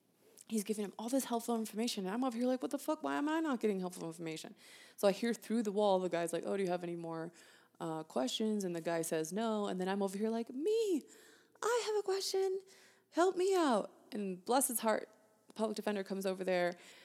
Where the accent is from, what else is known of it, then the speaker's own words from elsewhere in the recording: California, United States; also born or lived in Florida; So I was raised in California, but I also lived in Florida for a hot minute, and then now I live in Colorado.